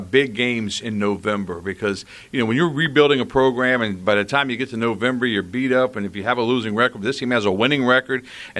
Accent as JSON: {"language": "English", "town": "Chesapeake", "region": "Virginia", "country": "United States", "tie": "born or raised there", "moved": "yes", "said": "I was raised in the Tidewater area in Chesapeake"}